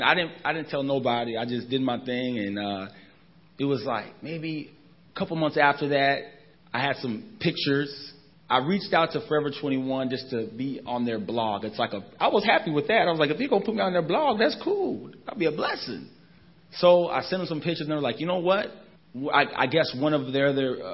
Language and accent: English; Anchorage, Alaska, United States; I'm born and raised in Anchorage, Alaska.